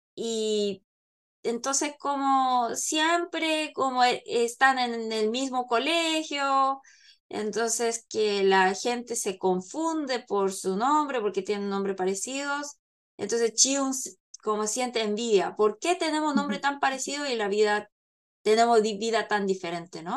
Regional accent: South Korea; Spanish is a second language; yo soy coreana y Paloma chilena, entonces claro, como vivimos, vivimos en Corea

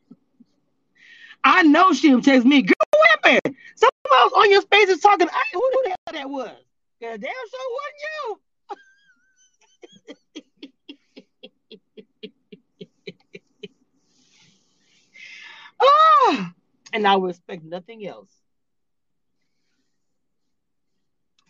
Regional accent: Louisiana, United States; I'm from Louisiana

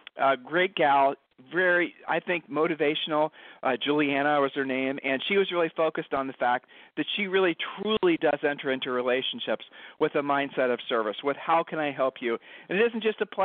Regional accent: Ohio, United States; We're from Ohio

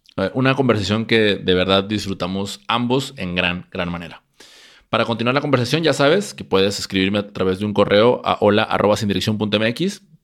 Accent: Mexico; aquí en mi país, México

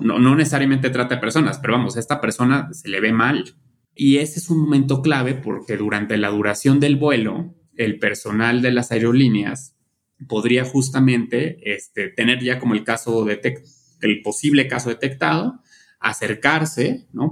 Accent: Mexico

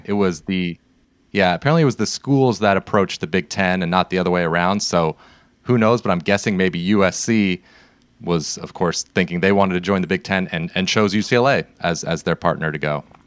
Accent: Seattle, Washington, United States; now in California, United States; we're from the West Coast. We live in California. We grew up in Seattle.

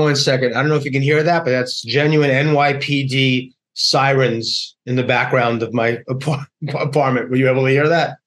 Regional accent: New York, United States; my beloved hometown, New York

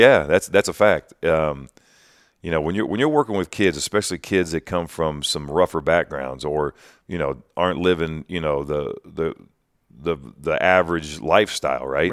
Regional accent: Greenville, Ohio, United States; I was born and raised in West Central Ohio

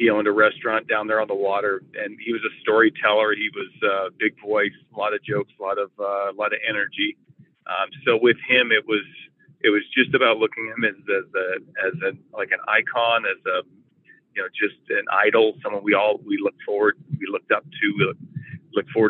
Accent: Nanaimo, British Columbia, Canada; also born or lived in Vancouver, British Columbia; the separation of my parents, we ended up moving over to Nanaimo

